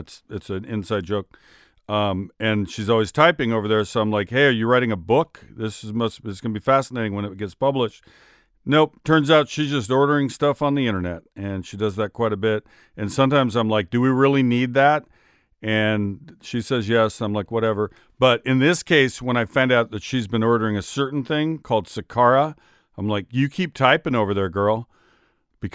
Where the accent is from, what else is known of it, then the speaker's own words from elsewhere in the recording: Seattle, Washington, United States; Lenny was my favorite player growing up. I grew up in Seattle.